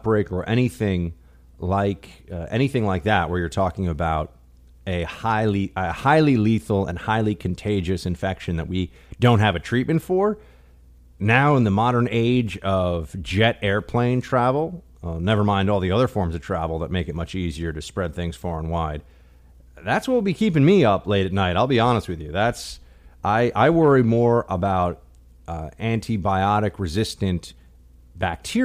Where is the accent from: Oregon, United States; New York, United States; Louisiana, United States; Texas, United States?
New York, United States; New York City; not just the city I live in now, but my hometown, the city I grew up